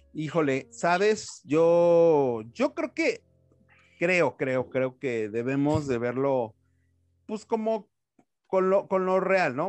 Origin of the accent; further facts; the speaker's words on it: Mexico; como mexicanos